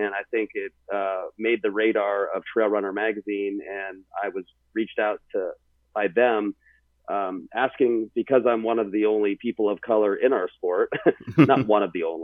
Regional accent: Pennsylvania, United States; moved away; growing up in Pennsylvania and living through middle school and part of high school in a very small 99.5% white town

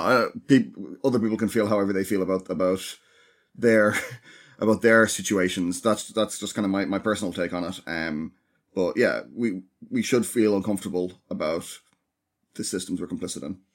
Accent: Ireland; as Irish people

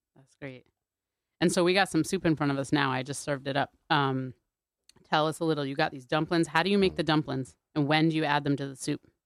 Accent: Connecticut, United States; I grew up here also

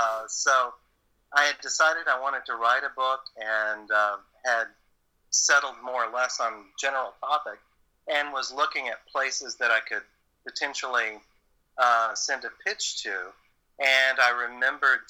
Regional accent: Southern, United States; accent: Southern; my Southern accent

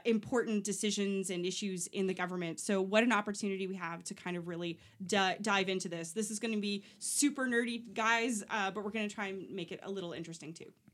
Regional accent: Oshawa, Ontario, Canada; I'm from Oshawa

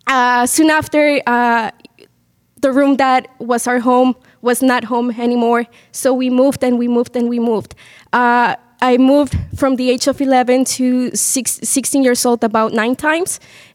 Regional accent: Bolivia; I'm originally from Bolivia.

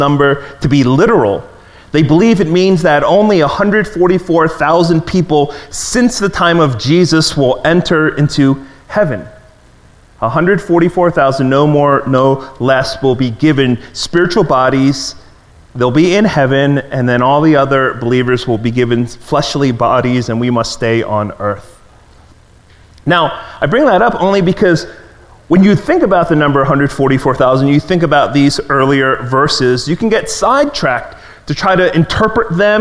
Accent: Maryland, United States; as a kid growing up in Maryland

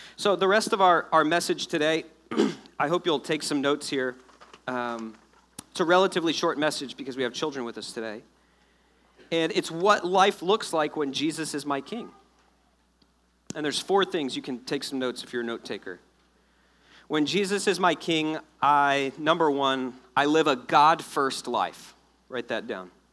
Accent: South Florida, United States; moved away; I'm originally from South Florida.

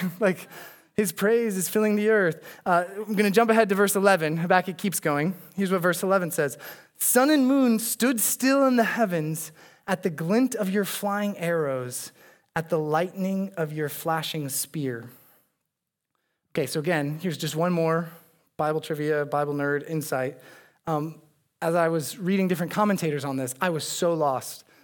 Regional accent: Arizona, United States; now in Chicago, United States; I'm from Arizona. Uh, we had a lot of mountains around us

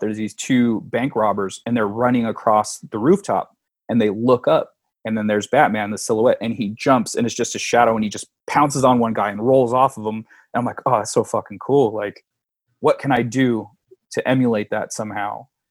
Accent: San Diego, California, United States; born and raised in San Diego

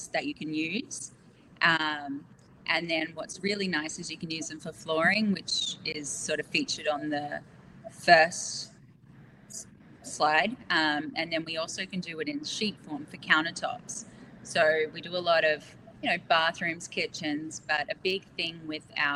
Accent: Australia; we're Australian

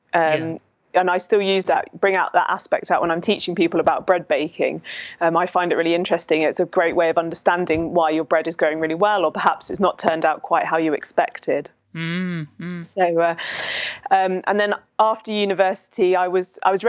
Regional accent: Hertfordshire, East of England, United Kingdom; now in Epsom, United Kingdom; I was born and raised in Hertfordshire. So yeah, I've always grown up in and near London.

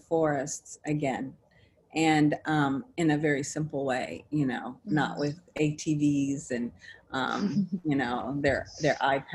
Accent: New Jersey, United States; also born or lived in Nebraska; We were transferred to New Jersey from, you know, I was born in Nebraska

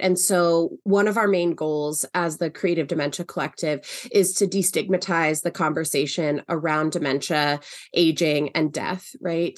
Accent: Los Angeles, California, United States; moved away as an adult; also born or lived in New York City; now in Seattle, United States; I am originally from Los Angeles, um, moved to New York City when I was eighteen and lived there for, uh, nearly eight years and then have been in Seattle ever since then

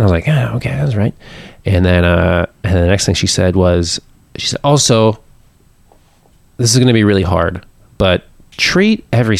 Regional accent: Pittsburgh, Pennsylvania, United States; moved away; also born or lived in Austin; I grew up in Pittsburgh, I was in Western Pennsylvania.

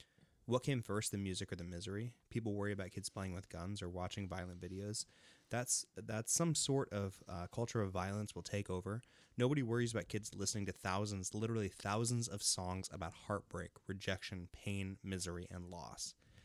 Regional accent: Pacific Northwest, United States; So I grew up in the Pacific Northwest

